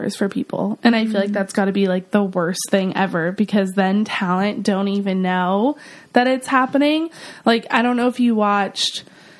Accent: San Francisco, California, United States; now in Los Angeles, United States; I'm from San Francisco, but now live in Los Angeles

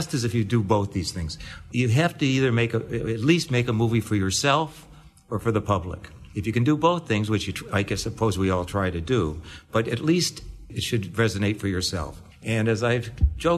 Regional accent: Detroit, Michigan, United States; I was brought up in Detroit.

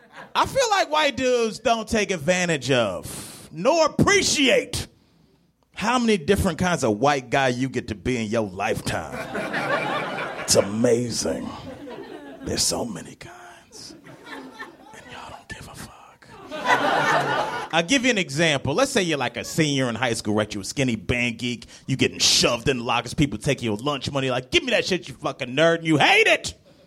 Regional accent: Cleveland, Ohio, United States; But no, I'm from Cleveland. I was too broke to go home to some of my junior year, so I stayed on campus

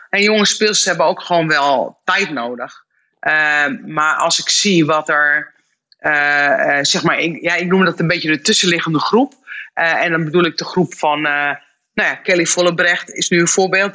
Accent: Netherlands

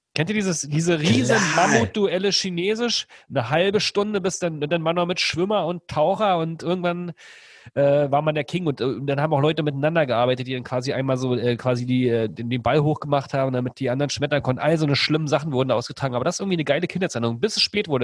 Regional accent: outside Berlin, Brandenburg, Germany; ich bin ja im Osten groß geworden, in der Platte sozusagen, außerhalb von Berlin so ein bisschen

